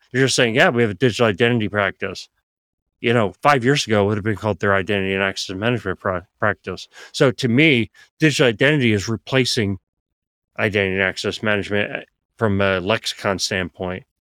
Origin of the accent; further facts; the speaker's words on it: Philadelphia, Pennsylvania, United States; moved away; I grew up in Philadelphia